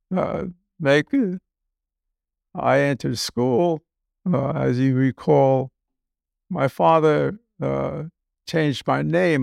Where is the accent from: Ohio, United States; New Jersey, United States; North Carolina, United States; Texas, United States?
New Jersey, United States; Newark; moved away as an adult; also born or lived in Vienna, Austria; now in Key Biscayne, United States; growing up in Newark, uh, relatively frugal